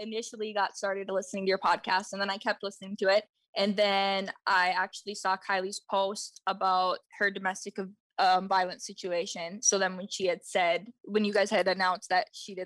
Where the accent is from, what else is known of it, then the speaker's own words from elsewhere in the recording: Minnesota, United States; I'm from Minnesota and I am 30 years old.